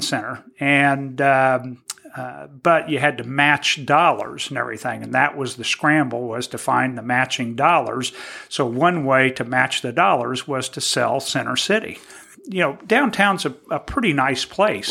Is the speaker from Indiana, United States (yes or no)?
yes; Terre Haute, Indiana, United States; I grew up in Terre Haute.